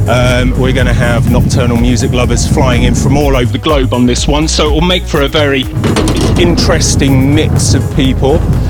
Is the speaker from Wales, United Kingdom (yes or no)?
no; London, United Kingdom; my hometown of London